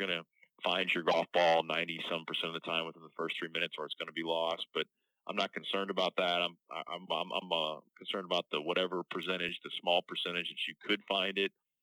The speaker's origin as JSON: {"language": "English", "town": "St. Louis", "region": "Missouri", "country": "United States", "said": "I don't say I'm from St. Louis, Missouri"}